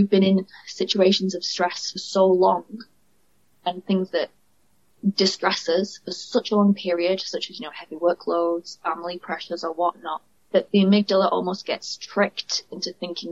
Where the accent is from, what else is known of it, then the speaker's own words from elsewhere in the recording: United Kingdom; accent: northern; you can tell by my accent, I'm from the north.